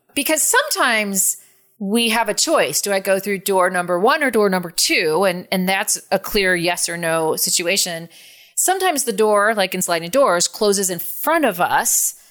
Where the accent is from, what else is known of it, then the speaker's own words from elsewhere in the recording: San Francisco, California, United States; I'm from San Francisco